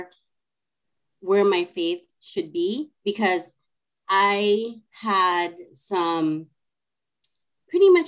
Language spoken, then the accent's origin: English; California, United States; moved away as an adult; now in Seattle, United States; I am originally from California, and I live in Seattle, Washington, and I moved here because of my husband